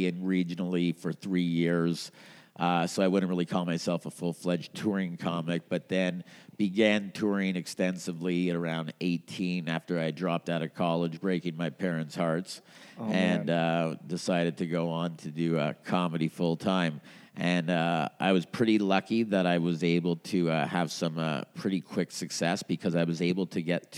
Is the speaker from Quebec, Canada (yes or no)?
yes; Montreal, Quebec, Canada; now in Edmonton, Canada; I grew up in Montreal